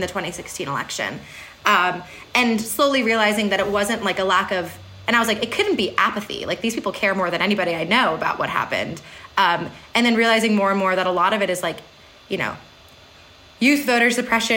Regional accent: Berwyn, Pennsylvania, United States; I'm from Berwyn, Pennsylvania, Chester County, which is infamously purple

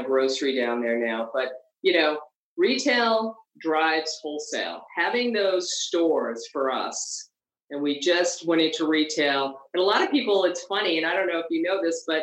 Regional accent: East Coast, United States; now in California, United States; we're all from East Coast

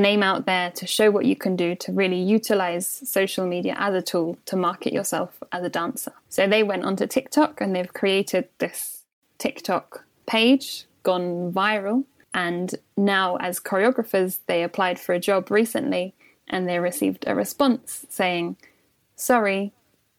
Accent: St Albans, East of England, United Kingdom; also born or lived in Watford; I'm from Hertfordshire, which is just outside London, just north of London. And I was born in Watford. And then we moved when I was quite young, when I was about 7 years old, we moved to St Albans, which is the next door city

